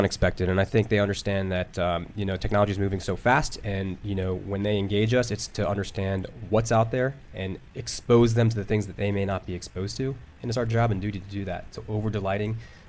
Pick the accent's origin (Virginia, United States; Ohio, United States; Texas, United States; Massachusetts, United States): Virginia, United States; Northern; also born or lived in Philadelphia, Pennsylvania; I was born in Philly, but born and raised in Northern Virginia.